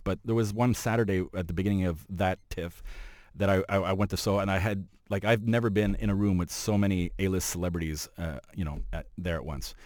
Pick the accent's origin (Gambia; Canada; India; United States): Canada; Montreal, Quebec; now in Toronto, Canada; I'm from Montreal